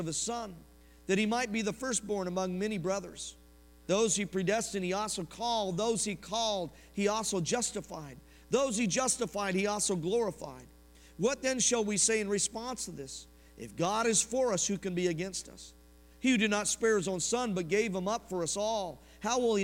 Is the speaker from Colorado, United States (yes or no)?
yes; Denver, Colorado, United States; moved away; I'm from Denver